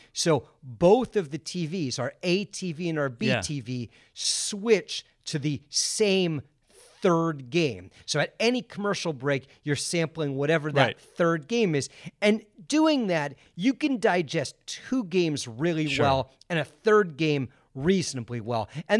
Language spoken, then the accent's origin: English; West Coast, United States; I grew up on the West Coast. NFL football starts at 10 a.m.